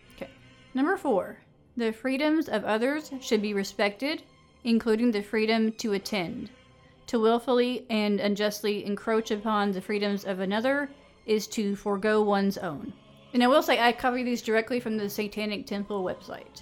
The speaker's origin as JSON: {"language": "English", "region": "the South", "country": "United States", "tie": "born or raised there", "said": "growing up in the South"}